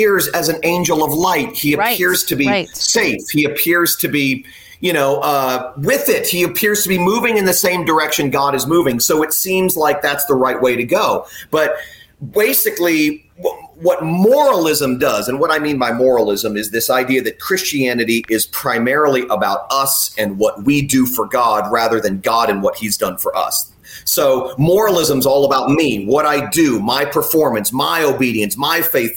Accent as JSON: {"language": "English", "region": "South Florida", "country": "United States", "tie": "born or raised there", "said": "growing up in South Florida like I was"}